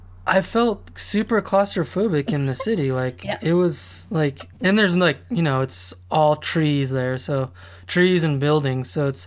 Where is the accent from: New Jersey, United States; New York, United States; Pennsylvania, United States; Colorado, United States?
Colorado, United States; Colorado Springs; moved away; also born or lived in Portland, Oregon; I grew up in Colorado Springs, which is a pretty populated place, but, you know, where it's really close to mountains and stuff like that, but it's really wide open, you know, it's really spread out